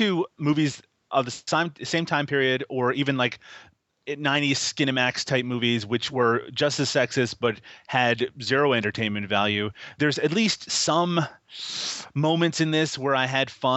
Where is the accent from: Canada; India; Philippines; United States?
Canada; I'm Canadian